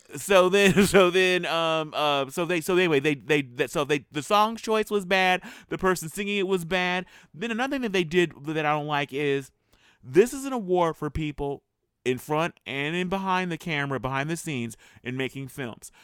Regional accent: United States; as an American filmmaker

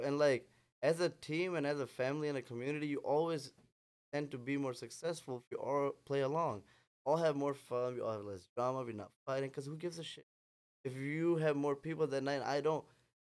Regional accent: Pakistan; English is a second language; moved away as an adult; also born or lived in Chicago, United States; now in Houston, United States; So I've moved back to Pakistan, and then I kind of grew up there, so I ended up having dual citizenship.

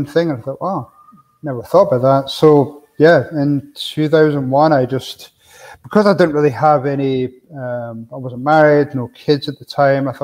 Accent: Scotland, United Kingdom; moved away as an adult; now in Arizona, United States; me growing up in Scotland

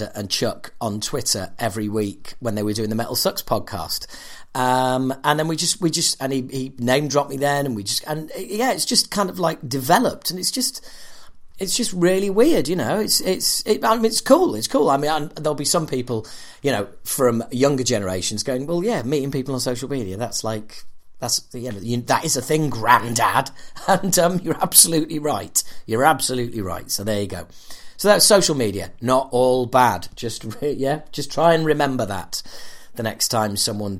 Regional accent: United Kingdom; I'm British

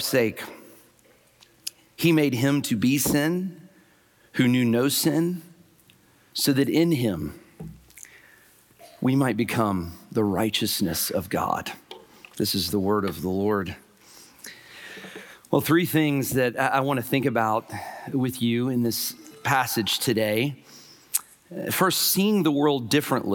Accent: Huntsville, Alabama, United States; I was raised in Huntsville, Alabama

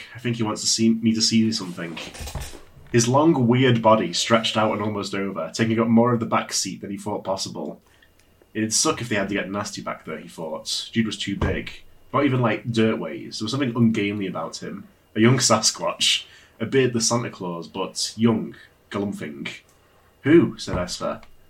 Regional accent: United Kingdom; I'm a British.

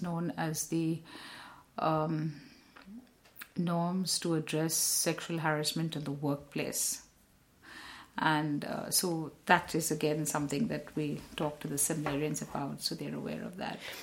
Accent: India; I'm also Indian.

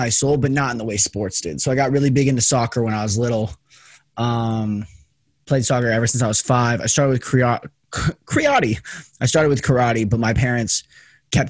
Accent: Henderson, Nevada, United States; I'm born and raised in Henderson, Nevada, which is right outside Las Vegas

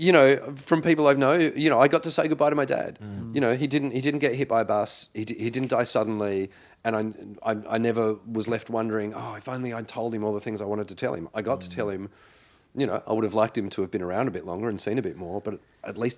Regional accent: New South Wales, Australia; Well, I grew up in the Shire, so I should have been a Cronulla supporter.

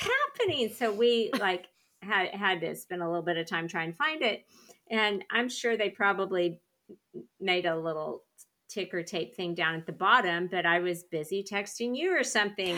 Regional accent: Weatherford, Oklahoma, United States; I'm from Weatherford

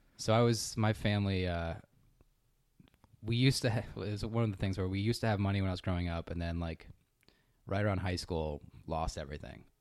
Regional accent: Connecticut, United States; moved away as an adult; also born or lived in Boston / Lancaster, California; now in San Diego, United States; I'm from Connecticut

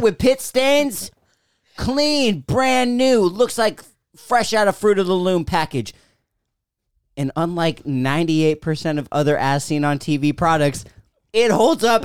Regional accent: United States; I grew up in Washington, born and raised

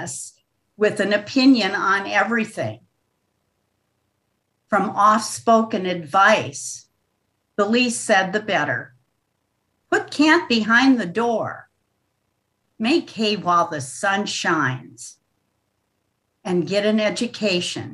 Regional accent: River Falls, Wisconsin, United States; moved away; I'm from River Falls, where the trout-filled Kinnikinick River flows into the St. Croix

